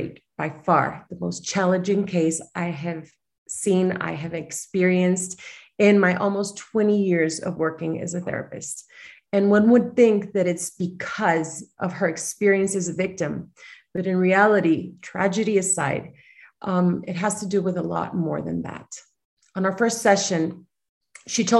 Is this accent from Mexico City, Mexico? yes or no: yes; Mexico City, Mexico; I was born and raised in Mexico City